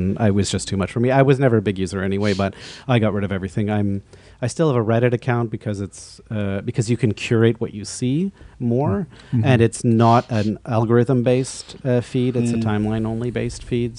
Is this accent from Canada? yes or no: yes; Vancouver, British Columbia, Canada; now in Montreal, Canada; growing up in Vancouver